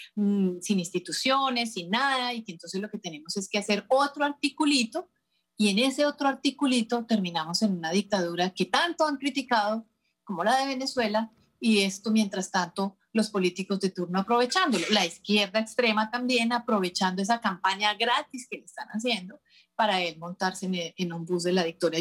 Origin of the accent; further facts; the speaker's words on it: Colombia; moved away; nuestras colombianas